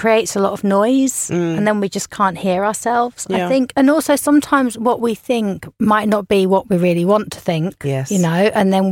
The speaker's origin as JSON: {"language": "English", "country": "Ireland", "said": "I'm Irish"}